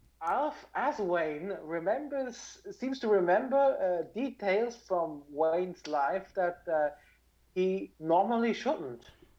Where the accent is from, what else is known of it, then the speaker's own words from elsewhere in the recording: Switzerland; I'm from Switzerland.